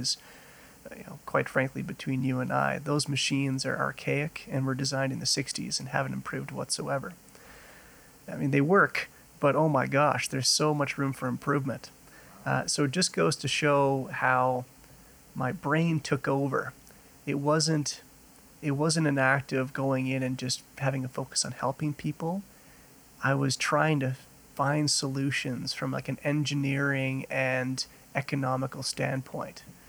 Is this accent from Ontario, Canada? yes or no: yes; Ottawa, Ontario, Canada; also born or lived in Grande Prairie, Alberta; now in Calgary, Canada; growing up in Ottawa, Ottawa is known for being a government city and very bureaucratic